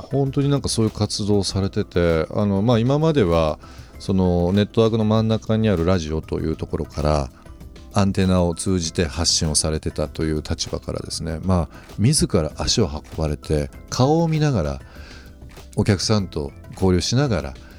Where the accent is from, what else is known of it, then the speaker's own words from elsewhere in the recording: Shimane, Japan; moved away; 私の田舎が、あの、まあ、島根県っていうところで